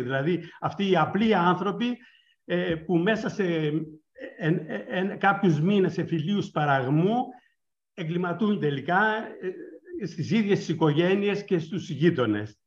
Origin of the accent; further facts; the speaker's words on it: northern Greece, Greece; η καταγωγή μου είναι από τη Βόρεια Ελλάδα και στη δεκαετία του 60, κάνοντας καπνά